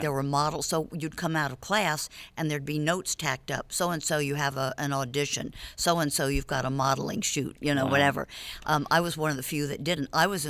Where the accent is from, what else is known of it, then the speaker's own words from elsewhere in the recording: New York City, New York, United States; moved away as an adult; also born or lived in Washington, D.C.; now in Nashville, United States; Born in D.C., raised in New York City, Manhattan.